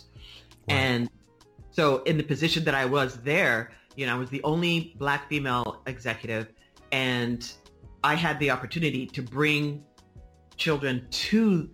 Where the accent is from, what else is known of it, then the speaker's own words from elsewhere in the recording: San Francisco, California, United States; I'm from San Francisco, born and raised